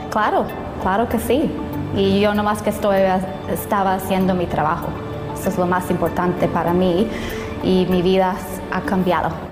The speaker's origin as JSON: {"language": "Spanish", "town": "Anaheim", "region": "California", "country": "United States", "tie": "born or raised there", "also_born_or_lived": "Buena Park", "said": "Mi hermana y yo crecimos en el Anaheim Hilton y, Towers"}